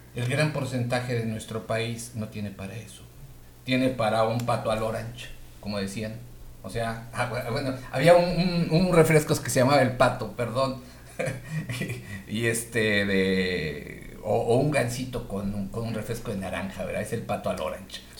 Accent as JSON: {"language": "Spanish", "country": "Mexico", "said": "Yo lo pienso como mexicano."}